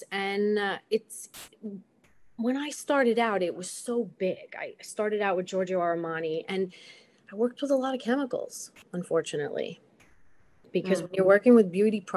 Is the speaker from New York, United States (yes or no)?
yes; Long Island, New York, United States; also born or lived in Manhattan; I grew up out east. I went to Longwood High School.